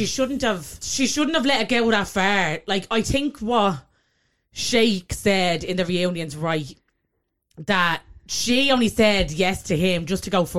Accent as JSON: {"language": "English", "country": "Ireland", "said": "that's just us being Irish."}